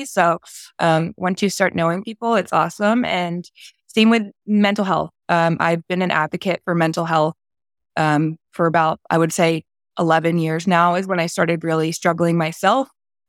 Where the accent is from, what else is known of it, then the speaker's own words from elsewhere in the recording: New Jersey, United States; I grew up in South Jersey, right over the bridge from Philadelphia. During my growth after high school and college, I found myself a little bit all over the East Coast, but eventually ended up back at home.